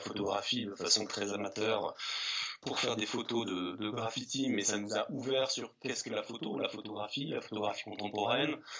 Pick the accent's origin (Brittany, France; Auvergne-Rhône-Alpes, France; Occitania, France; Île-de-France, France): Auvergne-Rhône-Alpes, France; the Alps; also born or lived in Grenoble; j'ai grandi, euh, donc j'ai euh, dans les Alpes. Et je suis arrivé jeune adolescent en ville, hein, à Grenoble, enfin en banlieue de Grenoble